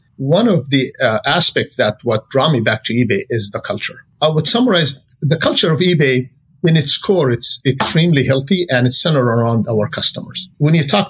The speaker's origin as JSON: {"language": "English", "country": "Jordan", "moved": "as an adult", "lives_now": "Silicon Valley, United States", "said": "I came from Jordan"}